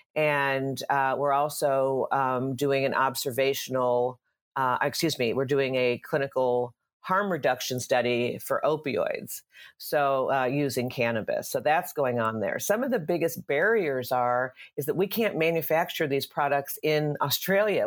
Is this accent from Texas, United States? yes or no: yes; Dallas, Texas, United States; moved away as an adult; now in California, United States; I grew up in Dallas, Texas, uh, and came to California in the early nineties